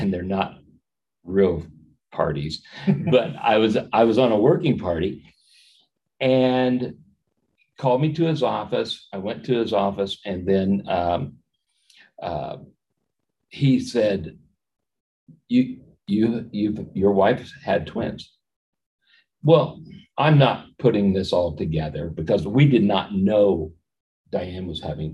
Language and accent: English; Miami County, Indiana, United States; also born or lived in Peru, Indiana / Chili, Indiana / Denver, Indiana; now in Warsaw, United States; first time out of the state of Indiana